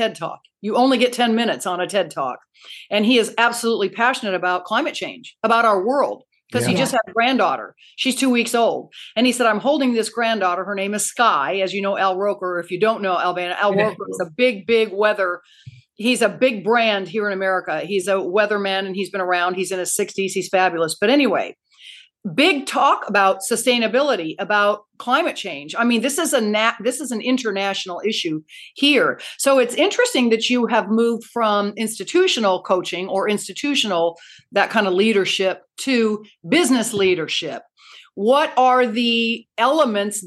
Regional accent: United States; being American

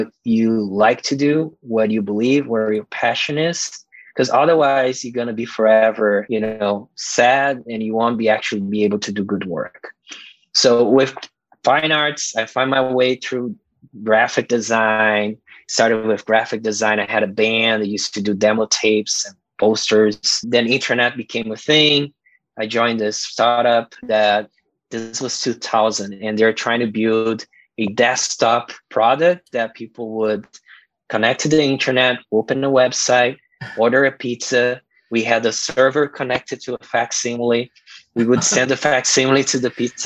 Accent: Brazil; moved away; growing up in Brazil in this poor neighborhood, it was very violent

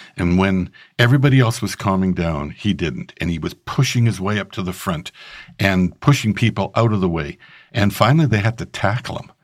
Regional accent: Regina, Saskatchewan, Canada; I grew up in Regina, Saskatchewan, Canada.

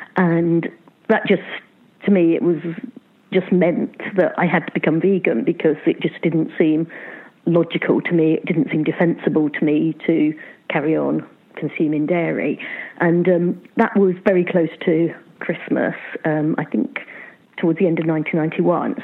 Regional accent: Luton, East of England, United Kingdom; now in Bristol, United Kingdom; I grew up in Luton

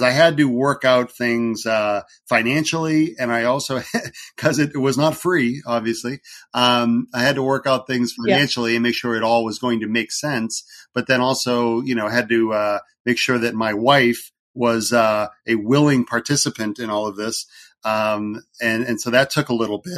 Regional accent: New Hampshire, United States; I am from New Hampshire here in the USA, East Coast

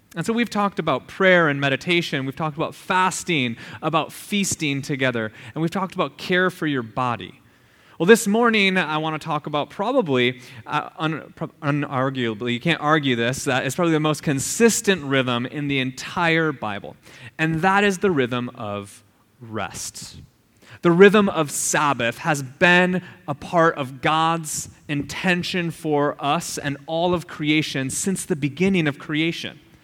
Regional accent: Minnesota, United States; moved away; I grew up in Midwest Minnesota, and it is flat as all get out

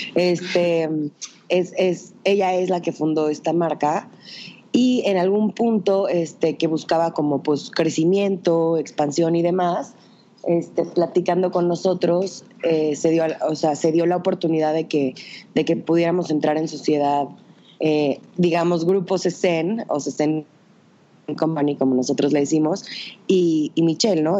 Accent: Tehuacán, Puebla, Mexico; Soy de Tehuacán, una ciudad muy chiquita, bueno, ni tan chiquita, pero este, una ciudad en el estado de Puebla

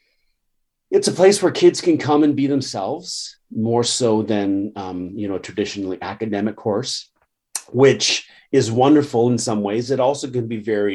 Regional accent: Canada; I'm a Canadian, but I'm also very proud of my, you know, Scots, Irish, and English heritage.

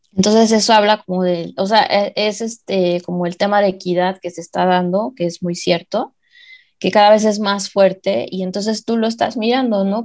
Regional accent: Mexico; nosotros como mexicanos

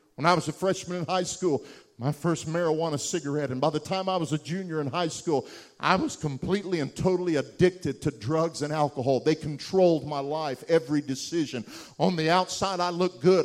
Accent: Wichita Falls, Texas, United States; the little hovel of a house I grew up in Wichita Falls, Texas

